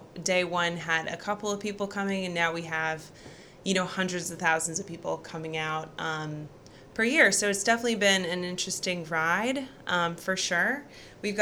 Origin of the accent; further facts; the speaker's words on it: Research Triangle area, North Carolina, United States; one of the few that have actually been raised here and stuck around